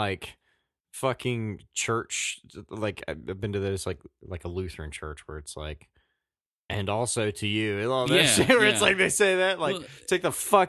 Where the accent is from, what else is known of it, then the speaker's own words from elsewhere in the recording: Virginia, United States; accent: southwestern Virginia; That was my southwestern Virginia accent.